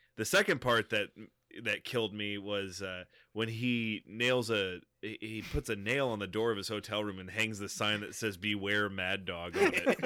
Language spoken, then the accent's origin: English; Texas, United States; born or raised there